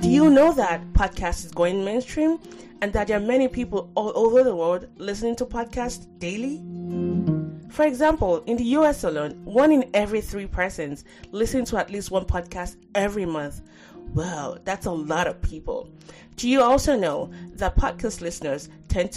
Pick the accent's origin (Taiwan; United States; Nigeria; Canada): Nigeria; moved away; as a Nigerian, that, you know, I'm glad I grew up in that place